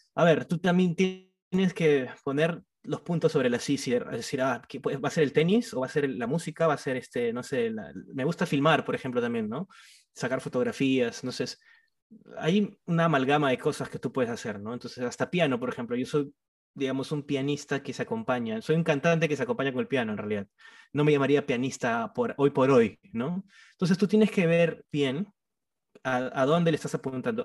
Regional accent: Trujillo, La Libertad, Peru; yo soy de Trujillo, soy de la costa

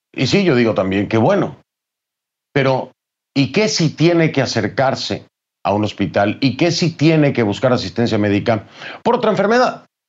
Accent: Mexico; México, de mi país.

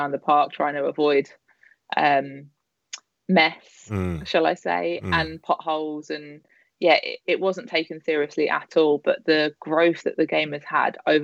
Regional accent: London, United Kingdom; I was from Fulham, supported Fulham, and played for like junior black and whites.

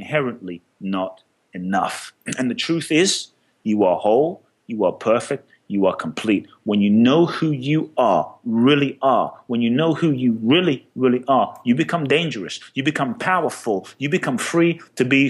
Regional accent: London, United Kingdom; moved away as an adult; also born or lived in Ghana / Peckham, London; now in United States; I grew up in London.

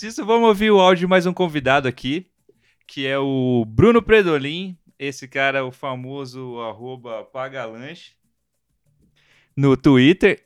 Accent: Brazil; como brasileiro

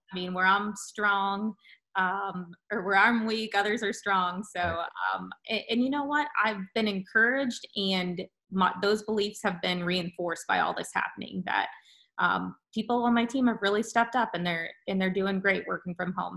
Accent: Bradenton, Florida, United States; moved away as an adult; also born or lived in Tallahassee, Florida; now in Winston-Salem, United States; We are from the Bradenton, Sarasota area of Florida originally.

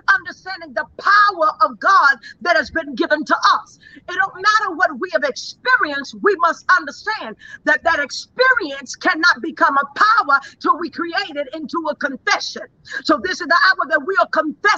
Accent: Dallas, Texas, United States; I am from Dallas, Texas. That's where I began.

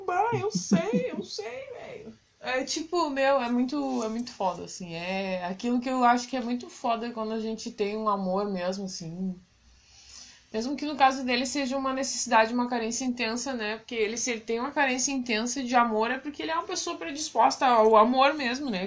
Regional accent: Brazil; moved away as an adult; now in Portugal; a gente é brasileiro

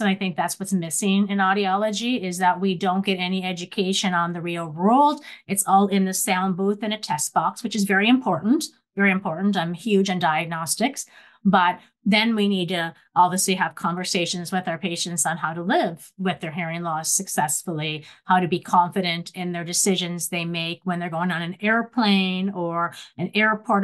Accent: Nova Scotia, Canada; moved away as an adult; also born or lived in Ontario; when I came to Western University, Ontario, I was from Nova Scotia

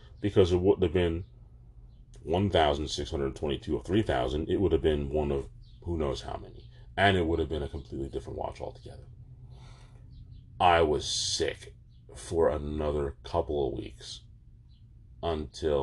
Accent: Jersey Shore, New Jersey, United States; also born or lived in Manchester, New Jersey; I was from the Jersey Shore, probably no more than 20 minutes away from the beach. But after high school, I moved to Manchester

